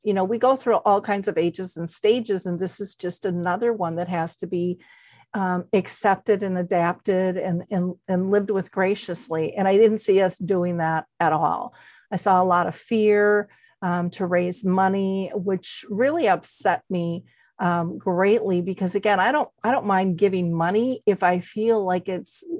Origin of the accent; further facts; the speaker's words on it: Minnesota, United States; I'm a girl from Minnesota. I never traveled much.